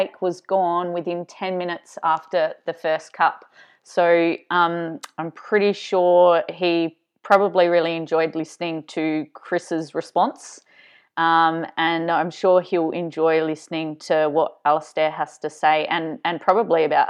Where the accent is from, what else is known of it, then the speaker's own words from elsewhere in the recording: South Australia, Australia; moved away; back in South Australia, my hometown